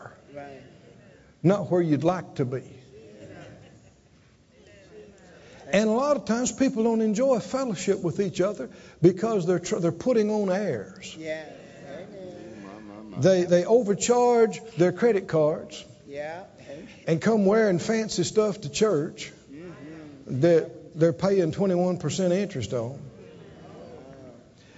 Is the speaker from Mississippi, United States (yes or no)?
yes; Mississippi, United States; moved away; I'm from Mississippi, and then the Pentecostal church